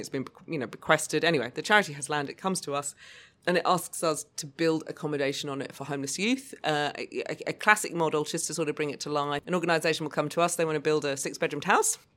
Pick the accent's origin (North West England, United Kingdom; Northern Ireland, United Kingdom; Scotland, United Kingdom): Scotland, United Kingdom; Lewis, Outer Hebrides; also born or lived in Obuasi, Ghana; now in Australia; I actually grew up between the Outer Hebrides and West Africa, Ghana, Obuasi.